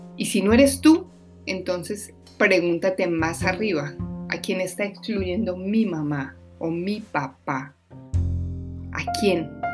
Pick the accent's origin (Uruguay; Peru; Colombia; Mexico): Colombia; moved away; mi país que se llama Colombia